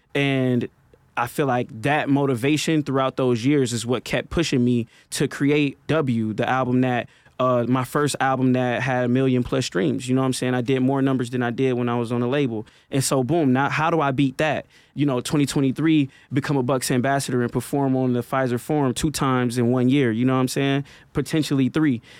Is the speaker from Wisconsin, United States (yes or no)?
yes; Milwaukee, Wisconsin, United States; a kid from North Side of Milwaukee